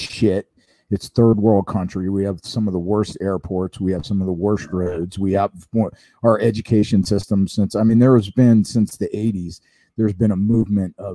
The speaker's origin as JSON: {"language": "English", "region": "Florida", "country": "United States", "moved": "yes", "lives_now": "Orange County, California, United States", "said": "I'm from Florida"}